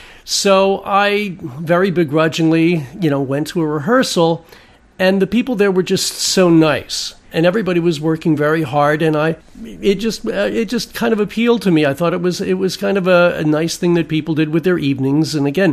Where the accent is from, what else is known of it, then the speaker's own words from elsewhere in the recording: Germany; accent: German; English is a second language; I was trying to get rid of a very thick German accent that I had, because English is not my first language.